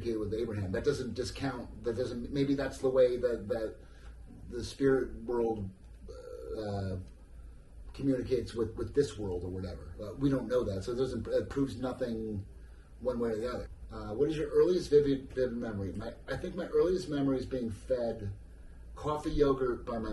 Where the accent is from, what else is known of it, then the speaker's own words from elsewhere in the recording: New Jersey, United States; I'm from New Jersey. I am so fucking American